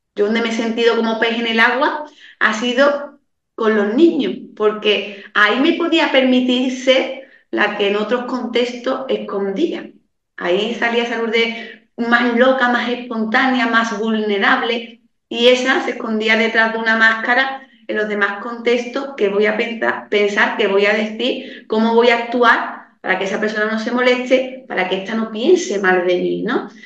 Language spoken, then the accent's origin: Spanish; Andalusia, Spain; Yo soy de un pueblo muy pequeñito, aquí en la campiña sevillana